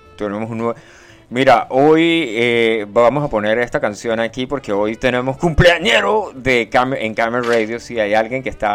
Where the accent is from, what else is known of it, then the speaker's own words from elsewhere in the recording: Venezuela; los venezolanos viven, vivimos, eh, eh, hablo como, yo creo que soy venezolano